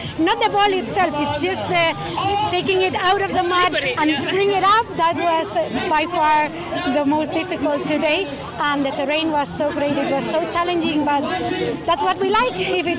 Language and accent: English; Spain; now in Dubai, United Arab Emirates; I'm from Spain and I am living in Dubai.